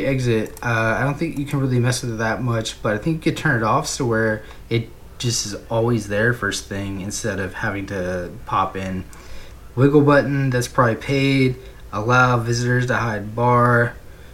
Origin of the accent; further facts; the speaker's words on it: United States; I'm from America